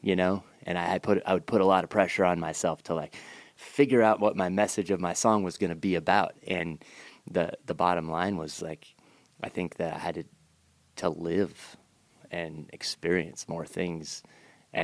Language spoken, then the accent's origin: English; about an hour north of Seattle, rural Washington State, United States; In Texas or rural Washington State, about an hour north of Seattle